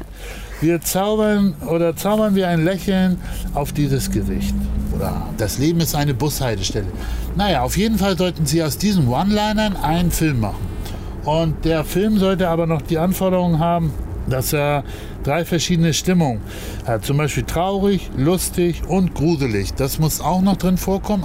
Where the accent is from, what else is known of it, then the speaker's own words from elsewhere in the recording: Hamburg, Germany; als Hamburger und ich tatsächlich schon von Kindesbeinen eigentlich HSV-Fan und bin ah. natürlich ah. hier auch im, äh, im Viertel groß geworden.